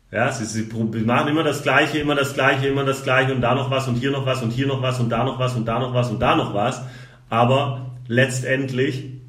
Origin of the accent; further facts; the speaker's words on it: Baden-Württemberg, Germany; ich komme aus dem Schwabenland.